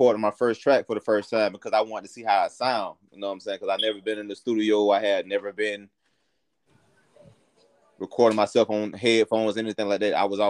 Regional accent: Tallahassee, Florida, United States; The first song I did was at Riley Elementary School here in Tallahassee, Florida.

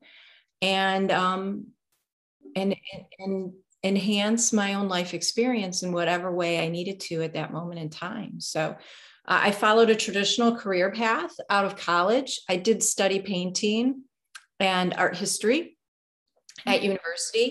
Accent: Detroit, Michigan, United States; also born or lived in Delaware / Los Angeles, California; was raised here in a suburb of Detroit

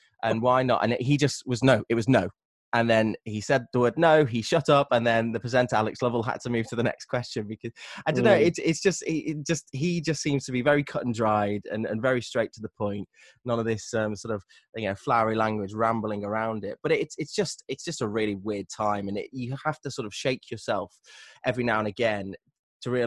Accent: Stoke-on-Trent, West Midlands, United Kingdom; moved away; I'm from Stoke-on-Trent, which is known as the Potteries.

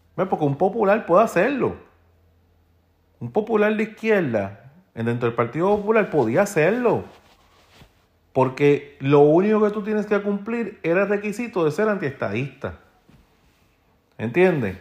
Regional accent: Puerto Rico

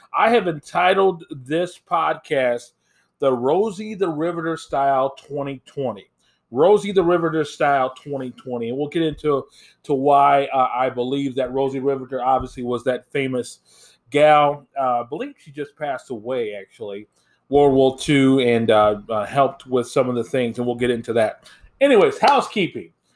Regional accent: Indiana, United States; now in Minnesota, United States; Where I grew up in Indiana

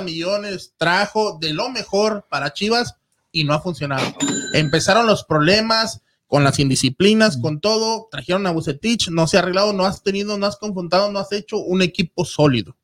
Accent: Ciudad Juárez, Chihuahua, Mexico; Yo, soy de Ciudad Juárez

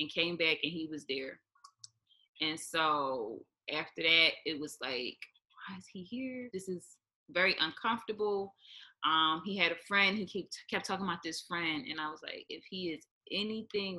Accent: Philadelphia, Pennsylvania, United States; moved away as an adult; now in Hawaii, United States; I'm from West Philly

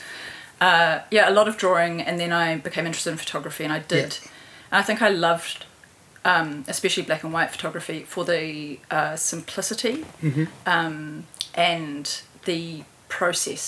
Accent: Christchurch, Canterbury, New Zealand; moved away as an adult; also born or lived in Auckland / Dunedin / Palmerston North; now in Wellington, New Zealand; I grew up in Christchurch.

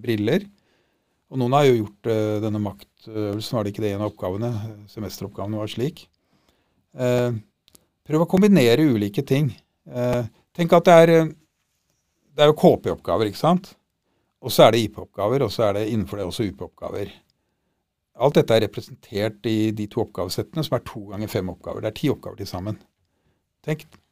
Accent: Norway; vi er nordmenn

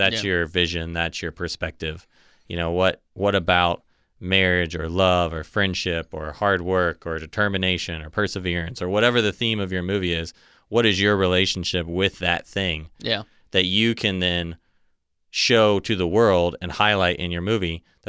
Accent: Ohio, United States; born there; You know, my mom's from Michigan. Mm-hmm. I was born in Ohio.

